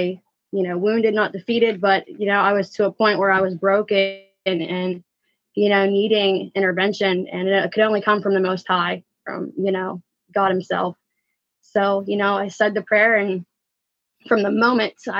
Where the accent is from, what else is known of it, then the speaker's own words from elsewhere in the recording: Hopewell, Pennsylvania, United States; I'm from a small town called Hopewell. So I'm a country girl